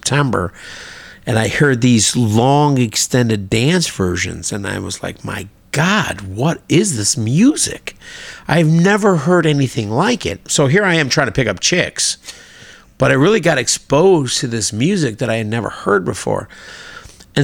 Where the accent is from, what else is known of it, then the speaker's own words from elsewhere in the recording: Tinley Park, Illinois, United States; I grew up in Tinley Park.